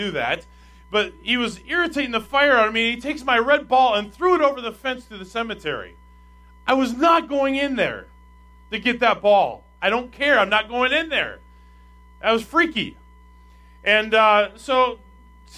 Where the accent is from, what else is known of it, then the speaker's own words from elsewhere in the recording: Minnesota, United States; we had a big bus ministry in my home church in Minnesota